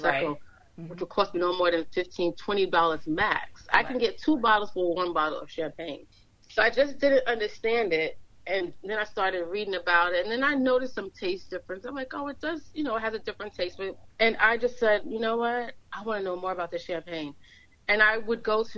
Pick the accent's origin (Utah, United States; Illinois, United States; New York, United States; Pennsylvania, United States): New York, United States; New York City; We grew up together from early years, and we split up. We're all from Brooklyn, all from Bedford-Stuyvesant